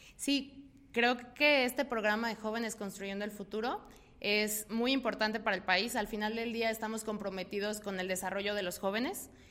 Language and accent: Spanish; Mexico